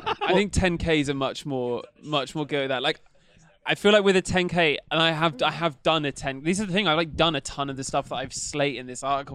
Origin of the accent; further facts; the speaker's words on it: Bristol, South West England, United Kingdom; moved away; I'm from Bristol originally